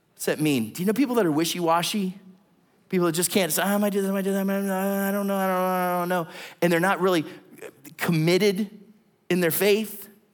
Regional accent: Southington, Ohio, United States; moved away; I just went back and visited my hometown. Tiny little town. No, no stoplights. This kind of little market that's there in the center in Little Southington that's outside of Warren

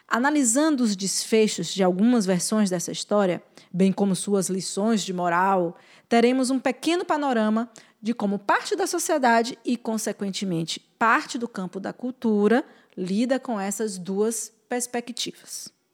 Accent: Bahia, Brazil; sou baiana, mãe, mulher e formiga

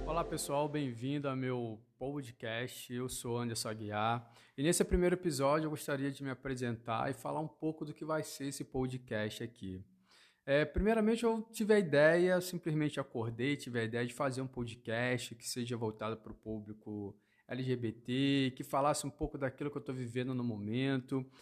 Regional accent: Rio de Janeiro, Brazil; moved away as an adult; now in Londrina, Brazil; eu sou carioca, nascido na cidade do Rio de Janeiro, vim parar em Londrina, que é a minha atual cidade

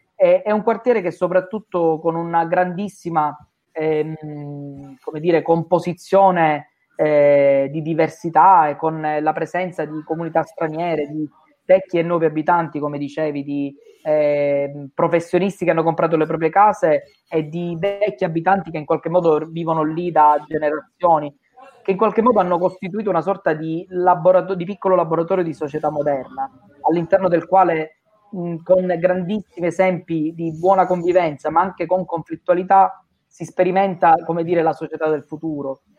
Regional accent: Sicily, Italy; da siciliani

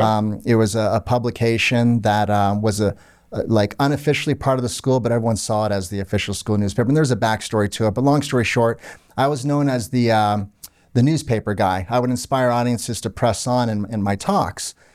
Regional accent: Orlando, Florida, United States; also born or lived in Canada; I grew up in Orlando, Florida. My parents were Lebanese, as you know. Um, I was born in Canada, but lived in Orlando pretty much my whole life.

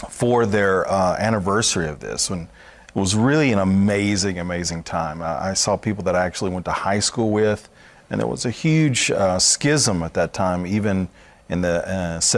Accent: Dallas, Texas, United States; born there; actually I was born in Dallas.

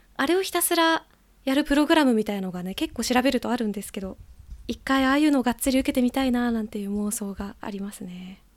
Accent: Gunma, Japan; 元々群馬県出身なので

